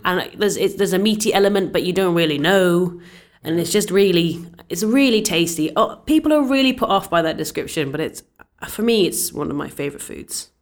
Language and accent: English; Scotland, United Kingdom; I'm Scottish